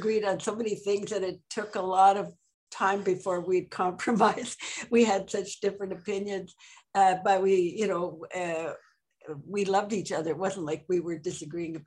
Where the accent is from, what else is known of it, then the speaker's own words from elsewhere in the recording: Ireland; now in Montreal, Canada; I'm Irish